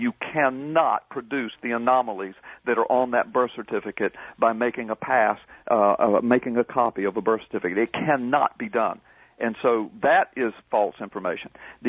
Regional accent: Florida, United States; born there; and I was born in Florida, by the way

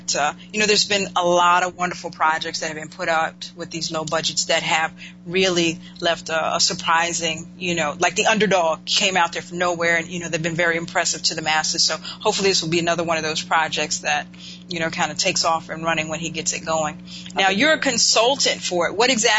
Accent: Winston-Salem, North Carolina, United States; my home state, North Carolina, Winston-Salem

